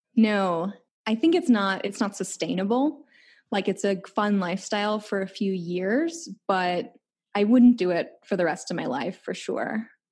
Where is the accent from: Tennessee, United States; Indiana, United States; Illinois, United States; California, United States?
Illinois, United States; Chicago; moved away; I'm from Chicago